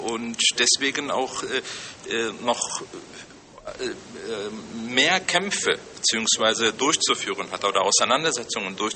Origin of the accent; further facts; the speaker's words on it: Germany; also born or lived in Turkey; ich jemand, der äh, ja quasi fast sein ganzes Leben lang in Deutschland gelebt hat, aber auch selbst in Deutschland sehr stark marginalisiert gewesen ist als Vertreter der muslimischen Community.